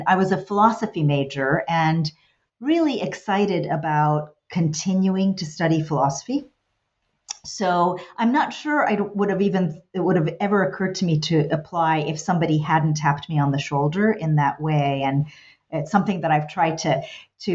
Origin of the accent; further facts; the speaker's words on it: New York City, New York, United States; also born or lived in New Jersey / Virginia; So I'm the American kid, you know, born in New York City. I grew up there and in New Jersey and then ultimately Virginia